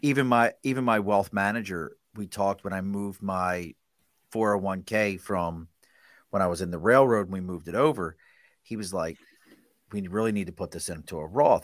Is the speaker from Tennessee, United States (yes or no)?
no; Baltimore, Maryland, United States; I grew up in Baltimore